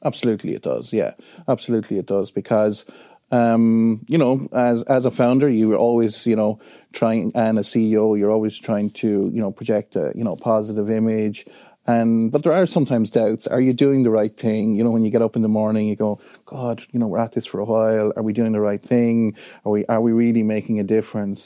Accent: Wexford, Leinster, Ireland; I'm from Wexford. Um, I'm very proud of being from Wexford.

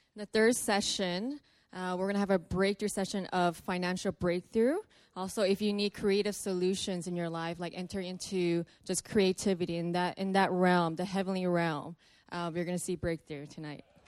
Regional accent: Los Angeles, California, United States; I'm from Los Angeles.

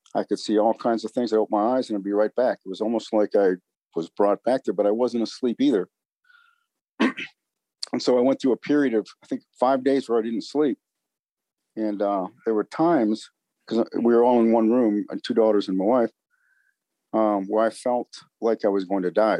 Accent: St. Paul, Minnesota, United States; moved away as an adult; I grew up in St. Paul, Minnesota

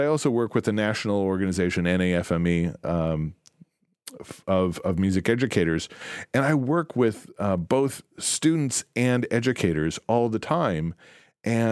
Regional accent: DeKalb, Illinois, United States; I grew up in DeKalb, Illinois

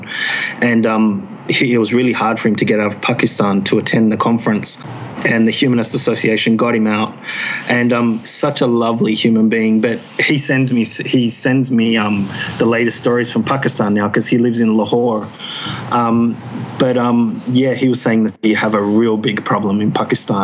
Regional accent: Australia; I'm saying this as an Australian

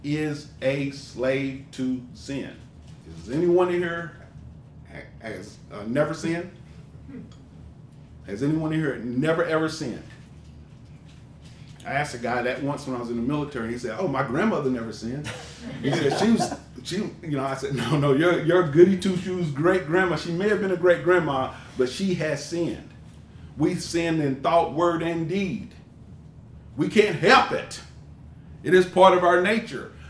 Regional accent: Knoxville, Tennessee, United States; I'm from Knoxville, Tennessee, and Knoxville was down in Westtown

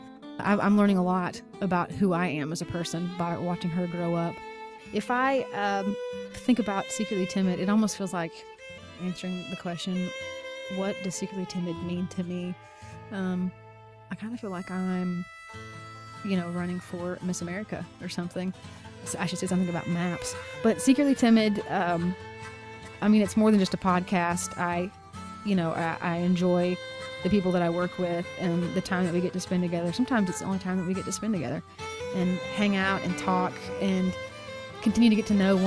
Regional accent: Weatherford, Texas, United States; growing up in Weatherford, I find that is a lot of inspiration for my work.

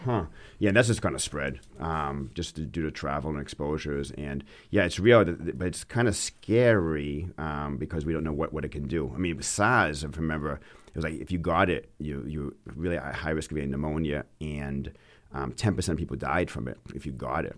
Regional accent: Auburn, Maine, United States; my wife and I grew up in Auburn, Maine

